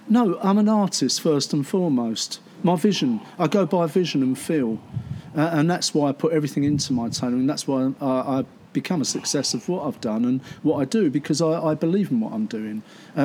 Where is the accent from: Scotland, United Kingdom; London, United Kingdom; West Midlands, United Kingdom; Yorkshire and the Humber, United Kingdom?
London, United Kingdom; moved away as an adult; now in Leigh-on-Sea, United Kingdom; But my shops are in Essex, Leon C in Essex, which is where I live now. And I'm a Londoner, but I chose to live in a place that I used to go as a kid to get the cockles and mussels